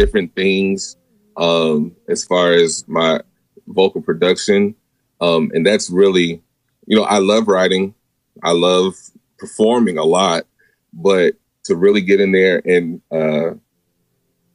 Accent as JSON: {"language": "English", "town": "Portland", "region": "Oregon", "country": "United States", "moved": "yes", "lives_now": "Auburn, Georgia, United States", "said": "Originally, I'm from Portland, Oregon"}